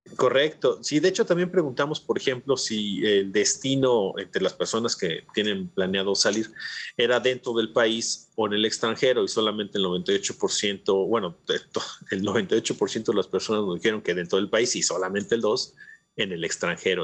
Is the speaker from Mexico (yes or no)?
yes; Mexico